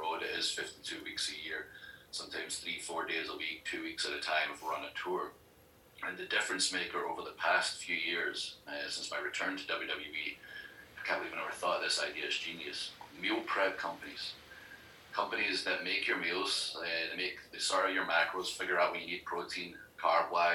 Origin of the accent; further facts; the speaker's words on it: Scotland, United Kingdom; now in United States; Scotland. I'm from Scotland